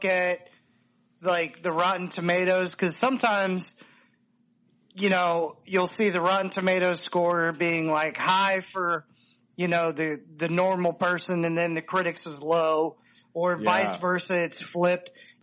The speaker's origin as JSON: {"language": "English", "country": "United States", "said": "we don't think about as, you know, Americans"}